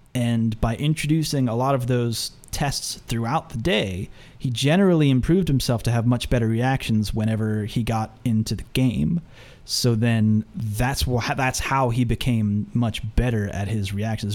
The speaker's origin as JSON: {"language": "English", "country": "United States", "said": "I say Phenom because I'm from the United States"}